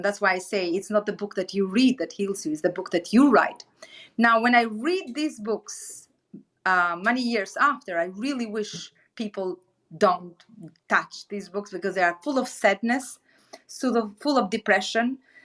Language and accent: English; Albania; moved away as an adult; the capital city of my home country, Albania